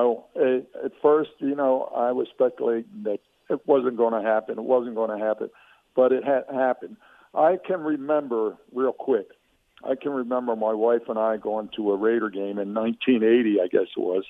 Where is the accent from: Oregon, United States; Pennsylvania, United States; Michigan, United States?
Pennsylvania, United States; Philadelphia; But it's my hometown